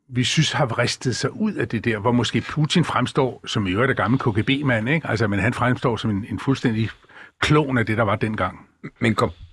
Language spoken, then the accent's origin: Danish; Bornholm, Capital Region of Denmark, Denmark; Jeg er født på Bornholm oprindeligt